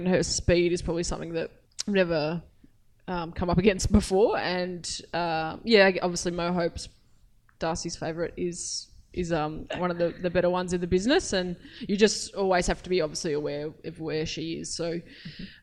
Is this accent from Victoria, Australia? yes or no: yes; Mildura, Victoria, Australia; born or raised there; moved away